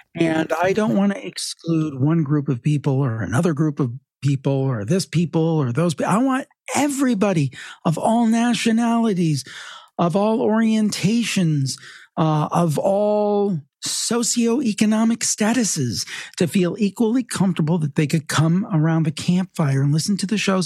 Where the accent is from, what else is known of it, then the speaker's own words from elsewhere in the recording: Cleveland, Ohio, United States; I grew up in Cleveland and I'm still in the Northeastern Ohio area